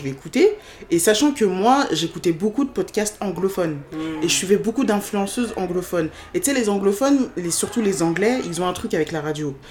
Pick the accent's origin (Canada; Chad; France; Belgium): France; Je suis née en France, je suis hein française, je suis ah, française de sol, certes, mais j'ai grandi en France aussi